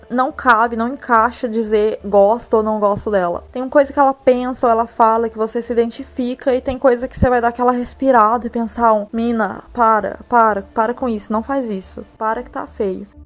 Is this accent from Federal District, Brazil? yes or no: no; Minas Gerais, Brazil; dona de um sotaque que poderia muito bem ter sido criado pelo Dr. Frankenstein, já que eu sou mineira, moro no Rio Grande do Sul há 4 anos